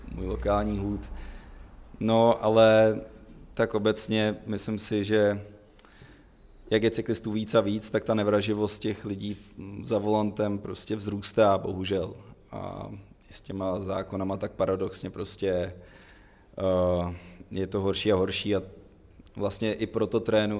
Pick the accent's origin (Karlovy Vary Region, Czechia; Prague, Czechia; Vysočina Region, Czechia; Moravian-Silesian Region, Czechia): Karlovy Vary Region, Czechia; Cheb; já jsem ze západu, z Chebu